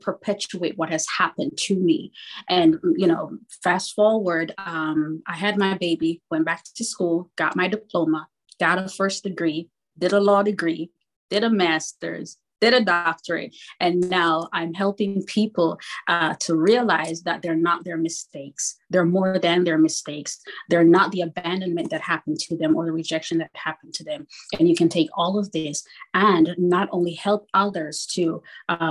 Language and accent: English; Kingston, Jamaica; moved away; born in Kingston, Jamaica in the 70s